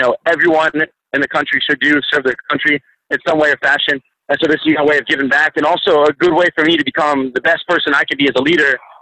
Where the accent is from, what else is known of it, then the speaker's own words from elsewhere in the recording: Pittsburgh, Pennsylvania, United States; moved away as an adult; also born or lived in Birmingham, Alabama; now in Alabama, United States; I'm originally from Pittsburgh